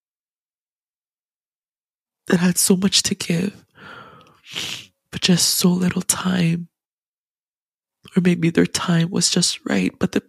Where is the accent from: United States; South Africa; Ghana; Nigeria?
Ghana; as a Ghanaian, as an African